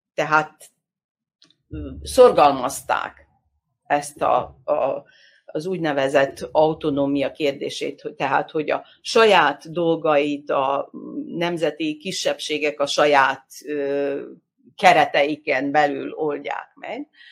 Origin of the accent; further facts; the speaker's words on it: Vojvodina, Serbia; a mi vajdasági magyar társadalmi életünket